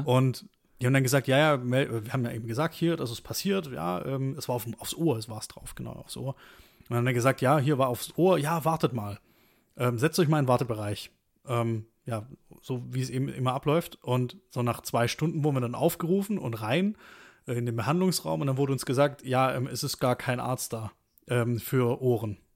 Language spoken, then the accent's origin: German; Stuttgart, Baden-Württemberg, Germany; moved away; aufgewachsen eben in Stuttgart